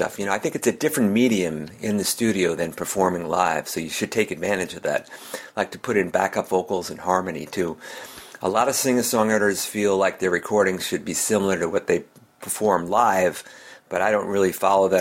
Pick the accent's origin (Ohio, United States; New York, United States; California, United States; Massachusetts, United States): Massachusetts, United States; Melrose; I'm a singer-songwriter from Melrose, Massachusetts, which is about 10 miles north of Boston.